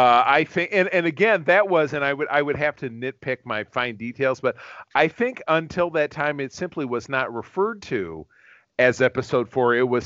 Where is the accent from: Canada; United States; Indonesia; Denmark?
United States; Detroit, Michigan; also born or lived in Grand Rapids, Michigan / Grosse Pointe, Michigan; I grew up in Detroit. We moved to Grand Rapids when about 4 years later when I was 8 years old.